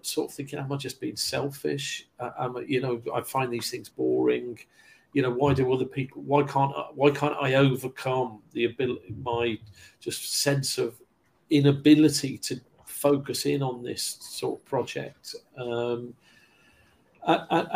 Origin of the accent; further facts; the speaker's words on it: Kidderminster, West Midlands, United Kingdom; moved away as an adult; also born or lived in London / West Bromwich; growing up in Kidderminster, a parochial town in Thatcher's Britain